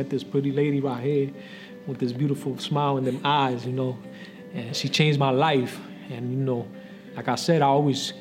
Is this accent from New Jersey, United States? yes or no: yes; Paterson, New Jersey, United States; I was born in Patterson, raised in Patterson